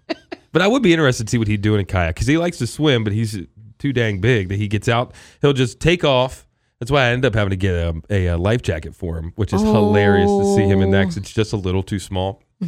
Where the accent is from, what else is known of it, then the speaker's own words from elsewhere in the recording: Maryland, United States; it's funny to be living in West Virginia now because, of course, I came from Maryland